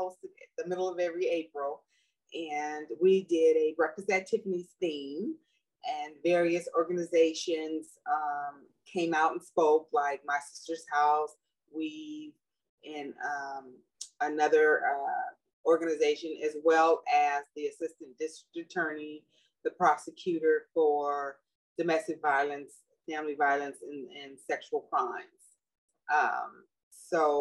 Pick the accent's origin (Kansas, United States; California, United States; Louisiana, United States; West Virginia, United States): California, United States; Los Angeles; born or raised there; now in Sacramento, United States